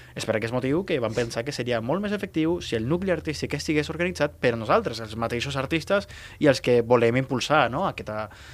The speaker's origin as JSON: {"language": "Catalan", "town": "Tarragona", "region": "Catalonia", "country": "Spain", "said": "Som gent de Tarragona"}